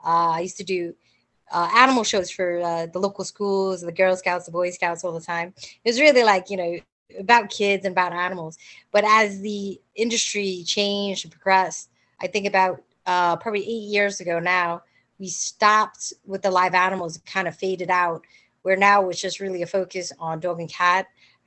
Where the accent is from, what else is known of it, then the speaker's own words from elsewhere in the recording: Staten Island, New York, United States; I grew up in Staten Island.